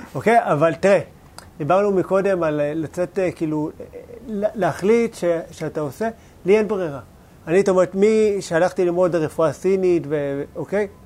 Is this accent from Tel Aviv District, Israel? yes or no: yes; Bat Yam, Tel Aviv District, Israel; גדלתי בשכונה לא כזאת מפוארת